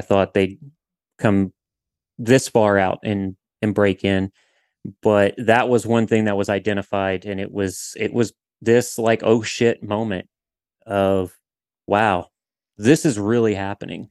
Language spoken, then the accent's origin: English; southern Louisiana, United States; I'm from Louisiana, from southern Louisiana